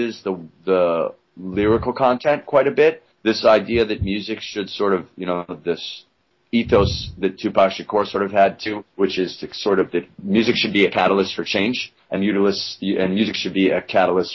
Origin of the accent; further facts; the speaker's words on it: Alaska, United States; now in New York, United States; I grew up so isolated in Alaska in the woods